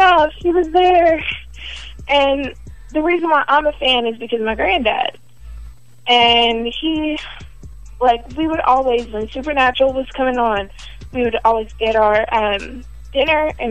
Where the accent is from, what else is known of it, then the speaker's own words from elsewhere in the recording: DeSoto, Texas, United States; Dallas, DeSoto to be exact.